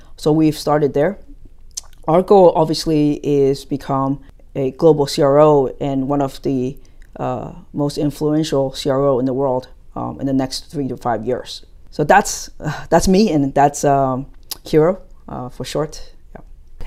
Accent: United States; moved away as an adult; also born or lived in New Jersey; now in Taiwan; I grew up in the States

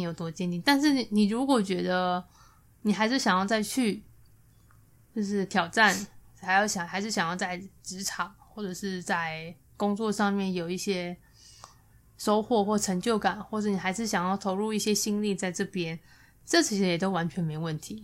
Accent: Taipei, Taiwan; 我在台北

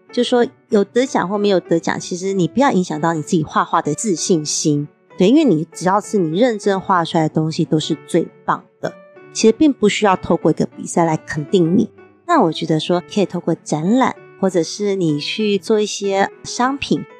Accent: Taipei, Taiwan; 我从小住在台北市的西门町长大的

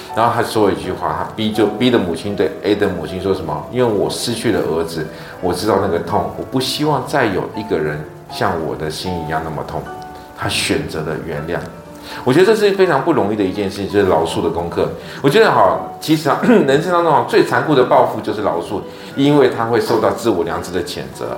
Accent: Taiwan; 我们台湾人

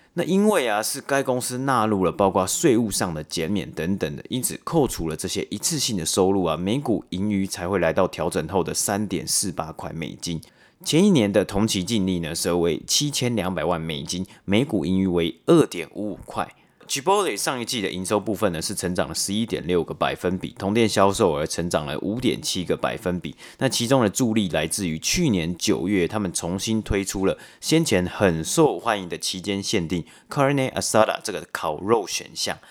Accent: Taipei, Taiwan; moved away; 我自己从小也是在北投长大

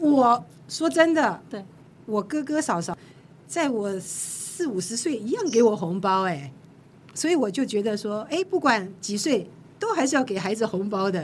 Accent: Jiangsu-Zhejiang, China; 我是江浙人

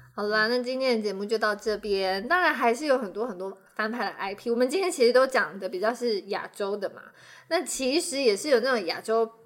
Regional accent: Taiwan; 对我们台湾人而言，它其实是跟我们生活很相关的

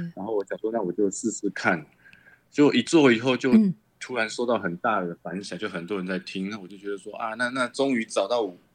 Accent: Chiayi, Taiwan; 我是嘉义人

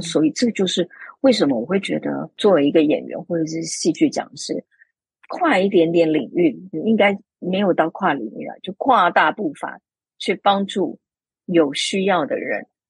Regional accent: Taiwan; 作为一个台湾人，然后飞过去北京，去跟北京系统训练出来的舞台剧演员做一个交流

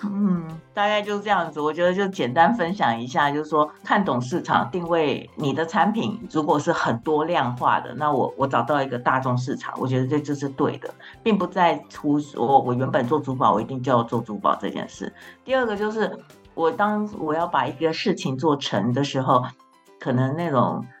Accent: Hualien, Hualien County, Taiwan; moved away as an adult; also born or lived in Shanghai; 我就是吃石头饭长大的花莲小孩

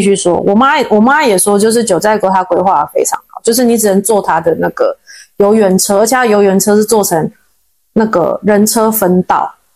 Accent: Taiwan; accent: Taiwanese accent; 我是台湾人

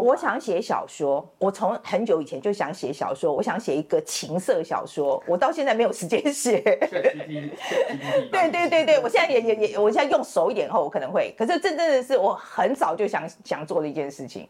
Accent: Taiwan; moved away as an adult; now in United States; 我是台湾人，我有，我是双重国籍，我是，我有台湾国籍，然后我是二十几岁去了美国念书

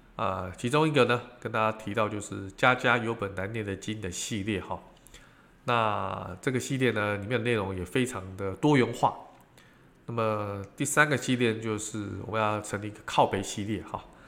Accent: Taiwan; 我们这个，呃，台湾人

